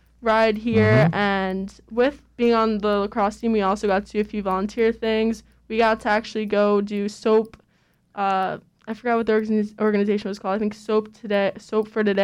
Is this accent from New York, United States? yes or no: yes; New York, United States; moved away; I'm from New York